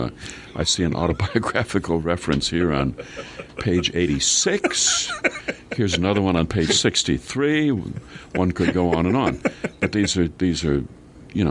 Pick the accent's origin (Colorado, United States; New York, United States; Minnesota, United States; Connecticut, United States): Minnesota, United States; we're both from Minnesota and went to the University of Minnesota